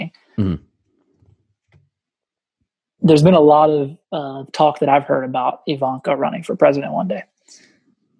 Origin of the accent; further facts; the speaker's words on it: North Carolina, United States; also born or lived in Boston, Massachusetts; I was born in Boston, but I grew up my whole life in North Carolina.